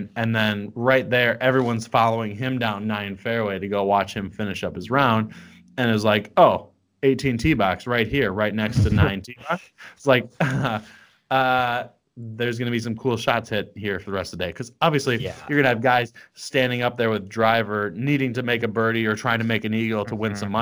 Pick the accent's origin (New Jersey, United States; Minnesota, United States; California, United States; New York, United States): Minnesota, United States; we're both from Minnesota, and I'm right now in Minnesota